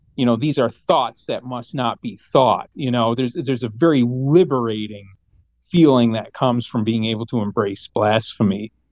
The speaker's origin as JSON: {"language": "English", "region": "Michigan", "country": "United States", "tie": "born or raised there", "said": "growing up in Michigan"}